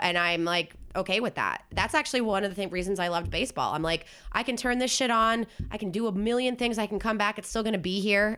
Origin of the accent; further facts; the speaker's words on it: New Jersey, United States; moved away; I'm from South Jersey, which is basically, like, a suburb of Philly